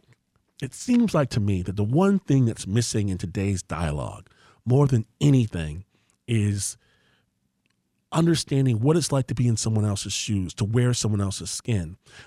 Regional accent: Detroit, Michigan, United States; I'm from here. {S1} Right. {S2} I was born in Detroit.

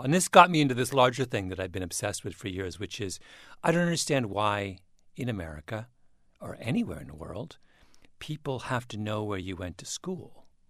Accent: Canada; I'm a Canadian

